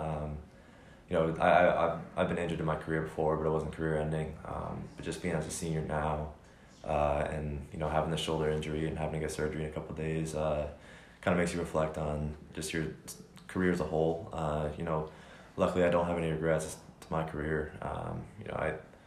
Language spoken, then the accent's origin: English; New Jersey, United States; I had Rutgers, they were my home state, hometown offer